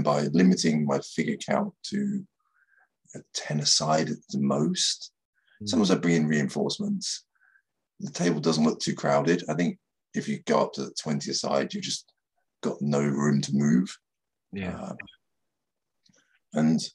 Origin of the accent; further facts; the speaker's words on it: Dover, South East England, United Kingdom; now in Japan; I'm from Dover